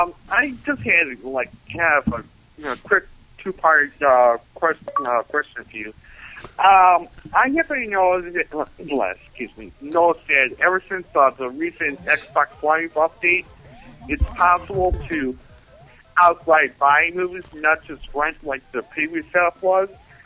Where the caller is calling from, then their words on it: Buffalo, New York, United States; I'm calling for Buffalo.